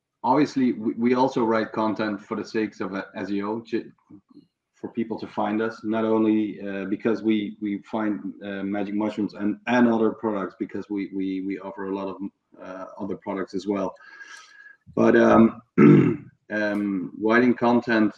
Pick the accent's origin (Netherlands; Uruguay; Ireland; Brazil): Netherlands; south of Holland, southern Netherlands; I grew up in a reasonably small town in the south of Holland, in which I'm still living.